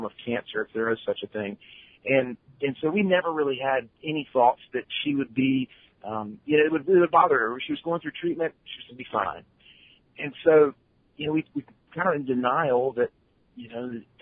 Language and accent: English; Wilmington, North Carolina, United States; I live down in Wilmington, North Carolina, kind of coastal North Carolina. This is my hometown. It's where I grew up.